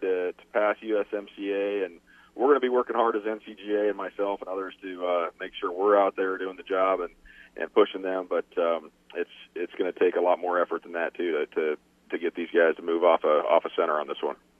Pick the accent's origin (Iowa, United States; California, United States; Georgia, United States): Iowa, United States; my home state of Iowa